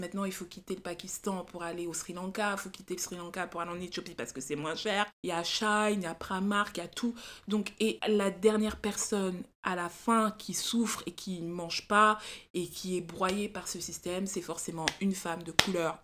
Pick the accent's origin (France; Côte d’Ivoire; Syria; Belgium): France; on est française